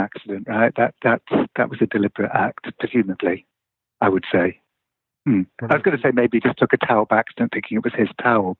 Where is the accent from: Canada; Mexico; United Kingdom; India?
United Kingdom; when I grew up in Britain in the 60s and 70s